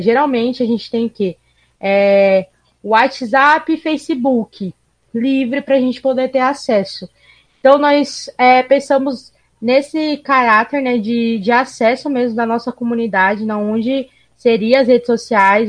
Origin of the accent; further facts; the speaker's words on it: Cuiabá, Mato Grosso, Brazil; accent: Cuiabano dialect; Nós aqui em Cuiabá temos, como vários outros lugares do país, temos o nosso dialeto